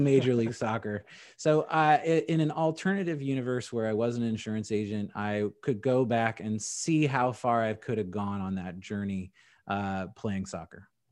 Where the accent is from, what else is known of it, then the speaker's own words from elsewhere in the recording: Indianapolis, Indiana, United States; also born or lived in San Diego, California; I'm from San Diego, California, and then my parents moved me to Indianapolis for middle school and high school